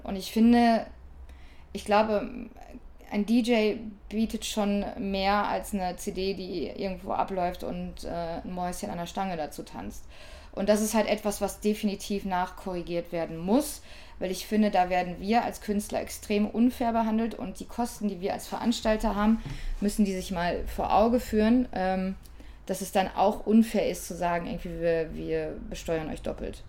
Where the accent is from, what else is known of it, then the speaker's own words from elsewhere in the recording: Ruhr area, North Rhine-Westphalia, Germany; ich komme aus dem Pott